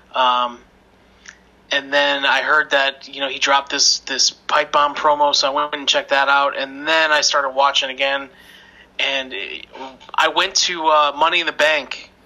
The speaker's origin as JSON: {"language": "English", "town": "Chicago", "region": "Illinois", "country": "United States", "said": "I'm from Chicago"}